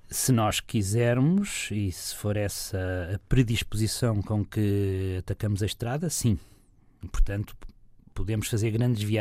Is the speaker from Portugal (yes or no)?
yes; Figueira da Foz, Coimbra District, Portugal; na minha cidade natal, onde ainda hoje vivo. Portanto, a nossa Figueira da Foz.